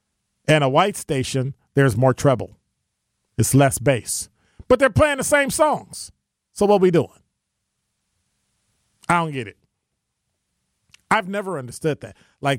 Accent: Detroit, Michigan, United States; Yes, I'm from Detroit.

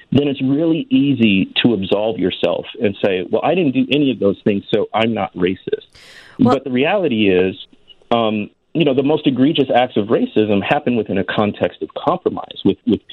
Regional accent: Waukegan, Illinois, United States; moved away as an adult; also born or lived in Mississippi Delta / Jackson, Mississippi; I grew up in Waukegan, was born and raised there

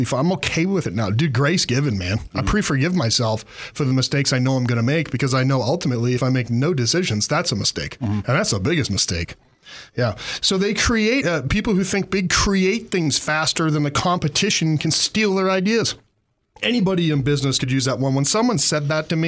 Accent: Massachusetts, United States; now in Montana, United States; I grew up in Massachusetts

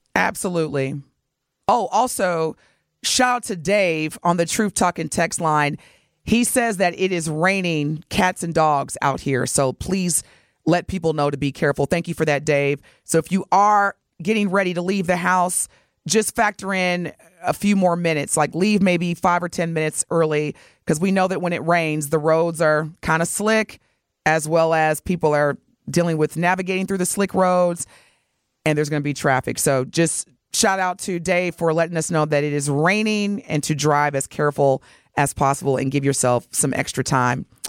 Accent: Milwaukee, Wisconsin, United States; as Milwaukeeans

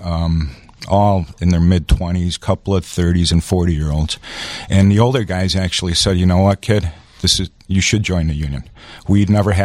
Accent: Chicago, Illinois, United States; I grew born and raised on the northwest side of Chicago, Jefferson Park area

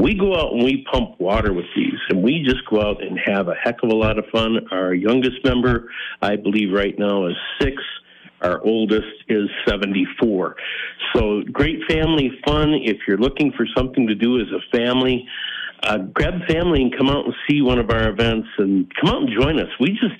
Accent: Northfield, Minnesota, United States; I'm from Northfield.

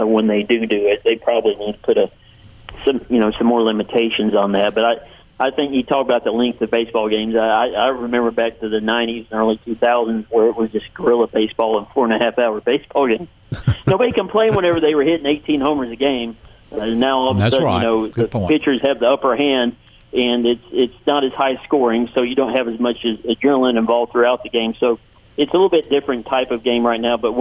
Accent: Madison, Mississippi, United States; I grew up in Madison, Mississippi

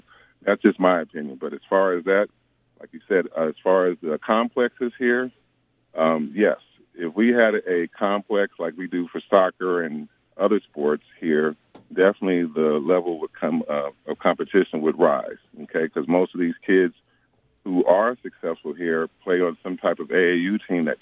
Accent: Los Angeles, California, United States; also born or lived in Philadelphia; now in El Paso, United States; I'm originally from Philadelphia by way of Los Angeles. I went to Fairfax High School

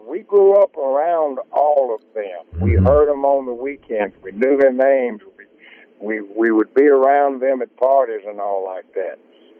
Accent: Greenville, Mississippi, United States; The things that we grew up around in the Greenville area and the Delta, I don't think it can be replaced anywhere else.

